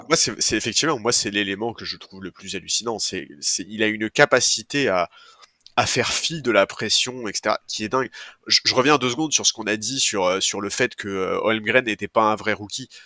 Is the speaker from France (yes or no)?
yes; France; en tant que Français